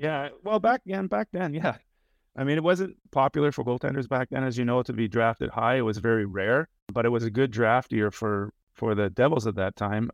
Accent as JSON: {"language": "English", "town": "Toronto", "region": "Ontario", "country": "Canada", "tie": "born or raised there", "moved": "yes", "said": "I grew up in Toronto, basically, uh, ten minutes outside of the, the city center"}